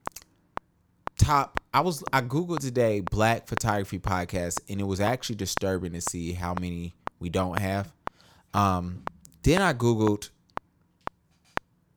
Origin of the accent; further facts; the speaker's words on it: Charlotte, North Carolina, United States; Born and raised in Charlotte, North Carolina